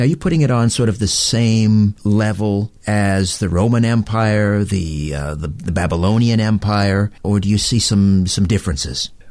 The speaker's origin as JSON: {"language": "English", "country": "Canada"}